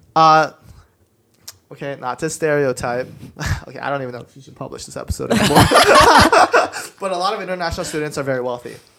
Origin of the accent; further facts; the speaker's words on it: Denver, Colorado, United States; I was born in Denver, Colorado. But my parents are from Korea